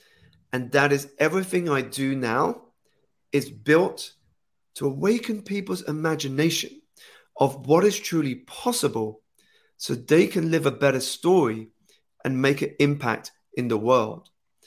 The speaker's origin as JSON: {"language": "English", "country": "United Kingdom", "tie": "born or raised there", "said": "So I was born here in the United Kingdom, about 2 hours outside of the city. My parents are Malaysian Chinese. So I was born into that culture, but grew up here in the United Kingdom, in which I learned English."}